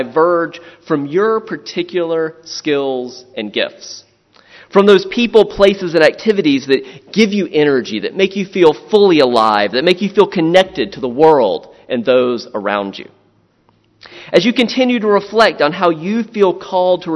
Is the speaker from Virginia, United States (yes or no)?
no; Florence, South Carolina, United States; moved away; also born or lived in Louisiana / Southern Maryland; I grew up in Florence, South Carolina